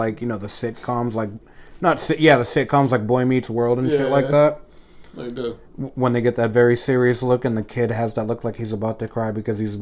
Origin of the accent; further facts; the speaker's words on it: Boston, Massachusetts, United States; I'm from fucking Boston